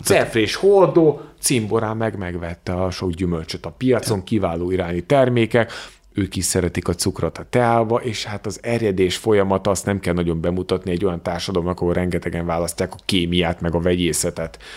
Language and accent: Hungarian; Hungary; honnan származom, mondom Magyarországról, nem Teheránból